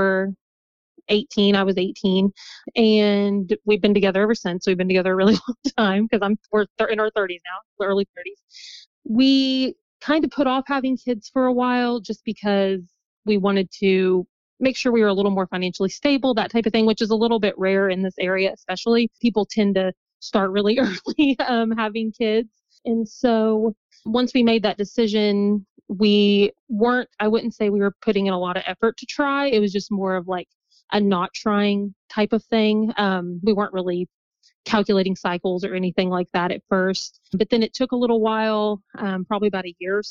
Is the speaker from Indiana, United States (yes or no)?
yes; New Albany, Indiana, United States; accent: Midwest; also born or lived in Las Vegas, Nevada; New Albany is where I'm from, in very Southern Indiana, very, very bottom